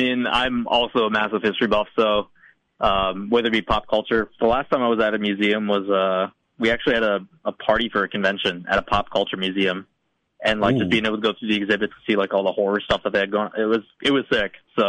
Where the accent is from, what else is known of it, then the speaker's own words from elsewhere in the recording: Wisconsin, United States; I'm born and raised in Wisconsin, too, man.